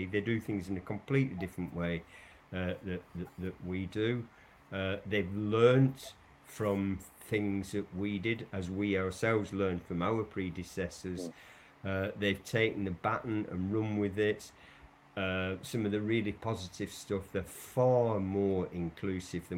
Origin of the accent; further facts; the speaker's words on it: Lancashire, North West England, United Kingdom; moved away; I come from originally from Lancashire, where cotton weaving was a big thing. And you know, I'm old enough to remember in my childhood the conditions that we grew up